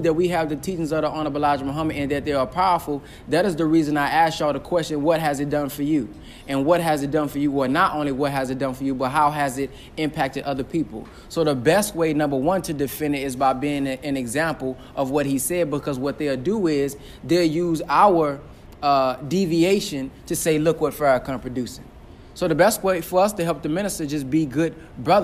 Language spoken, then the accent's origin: English; Dallas, Texas, United States; I'm from Texas, Dallas, Texas